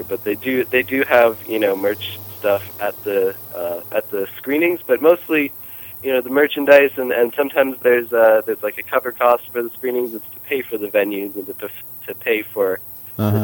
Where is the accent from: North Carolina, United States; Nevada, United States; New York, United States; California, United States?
North Carolina, United States; I'm from North Carolina